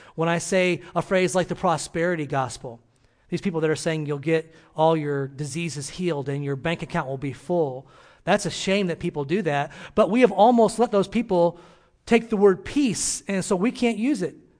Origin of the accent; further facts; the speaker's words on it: Illinois, United States; moved away as an adult; I'm from Illinois, and, uh, grew up there